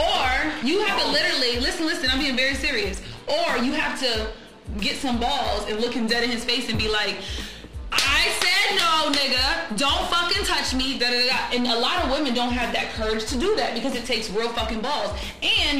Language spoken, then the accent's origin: English; New England, United States; I'm from New England.